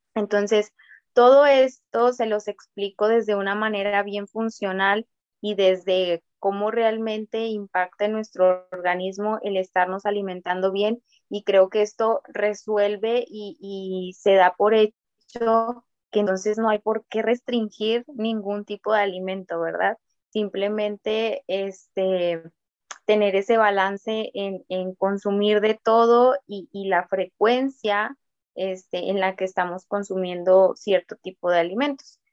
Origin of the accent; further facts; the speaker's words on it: Mexico; yo siendo mexicana